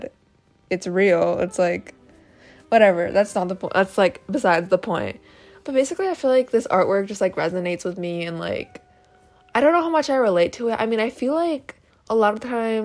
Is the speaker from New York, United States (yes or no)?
yes; Syracuse, New York, United States; now in Anchorage, United States; I'm from Syracuse, New York, which is like upstate New York